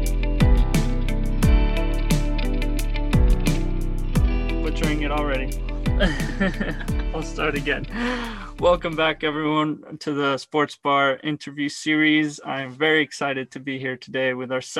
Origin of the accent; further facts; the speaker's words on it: Argentina; I was born in Argentina